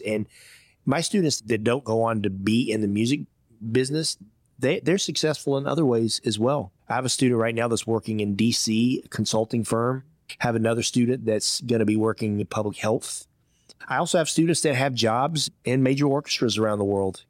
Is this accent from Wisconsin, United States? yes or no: no; Georgia, United States; moved away as an adult; also born or lived in Iowa / Hong Kong / Indiana; My first job as a fifteen-year-old kid growing up in Georgia, I worked in a Chinese restaurant.